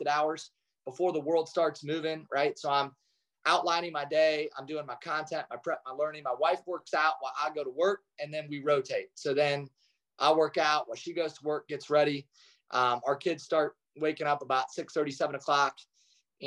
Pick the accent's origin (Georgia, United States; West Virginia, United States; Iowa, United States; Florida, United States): Iowa, United States; Kalona; I grew up in Kelowna, Iowa, which is the largest Amish community west of the Mississippi.